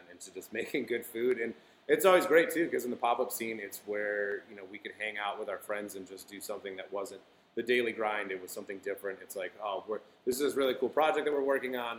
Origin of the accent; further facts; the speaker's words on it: Flint, Michigan, United States; moved away; I'm from the Midwest. I, you know, was originally from Flint